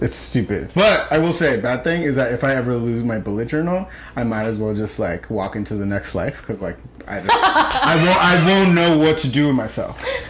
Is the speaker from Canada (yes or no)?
no; El Salvador; So, as I said, I'm Central American, so, like, really proud Salvi over here.